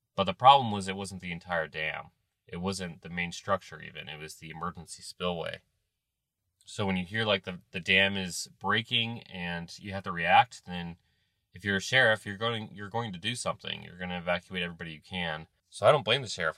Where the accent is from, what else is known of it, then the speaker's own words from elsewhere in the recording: Ohio, United States; I'm from Ohio